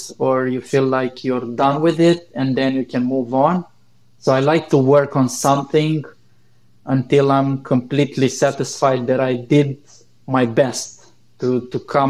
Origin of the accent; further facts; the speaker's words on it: Romania; my home country